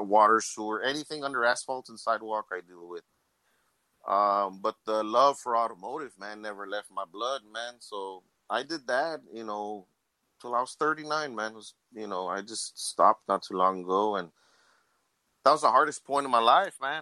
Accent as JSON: {"language": "English", "town": "Laredo", "region": "Texas", "country": "United States", "tie": "born or raised there", "said": "Born and raised in Laredo my whole life, dude. This is my hometown"}